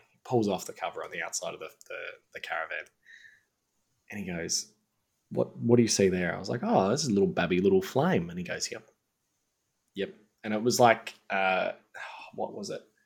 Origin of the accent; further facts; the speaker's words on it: Mount Gambier, South Australia, Australia; moved away; I was from Mount Gambier.